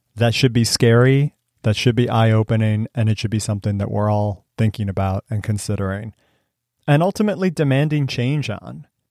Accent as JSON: {"language": "English", "town": "Cleveland", "region": "Ohio", "country": "United States", "tie": "born or raised there", "also_born_or_lived": "Missouri", "moved": "as an adult", "said": "I grew up outside of Cleveland, Ohio"}